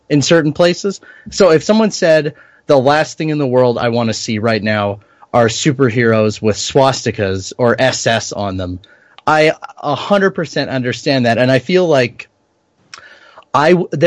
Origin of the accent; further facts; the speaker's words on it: Canada; as a Canadian.